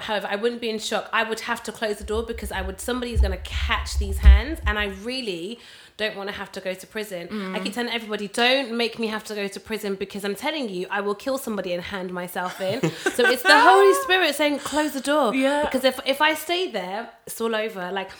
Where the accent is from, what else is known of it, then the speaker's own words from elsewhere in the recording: Jamaica; Listen, I'm Jamaican, toiling.